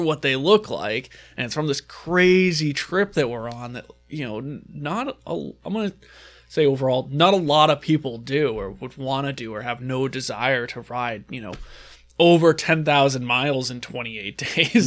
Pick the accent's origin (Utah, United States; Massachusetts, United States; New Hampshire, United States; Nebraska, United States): New Hampshire, United States; we're from New Hampshire